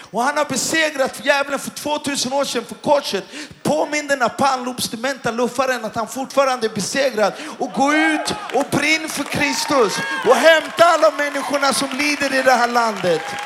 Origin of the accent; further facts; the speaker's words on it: Stockholm, Stockholm County, Sweden; Och jag kommer från Stockholm. Och jag är uppväxt och jag har zigzackat miljonprogrammen och, och, i Stockholm.